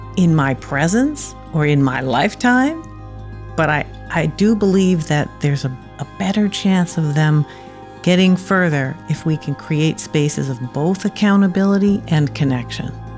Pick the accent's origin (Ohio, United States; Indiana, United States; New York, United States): New York, United States; New York City; also born or lived in Harlem; I'm from the Bronx. I grew up in Harlem, actually, and then moved to the Bronx when I was about eight. So my adolescence was spent in the Bronx